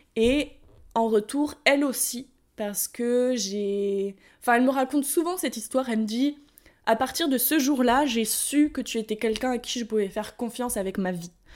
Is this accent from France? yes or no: yes; France; accent: French; moved away as an adult; also born or lived in United States; je suis la française, tu vois, qui euh, j'arrive de France, euh, j'ai déménagé aux États-Unis, j'ai encore mon accent français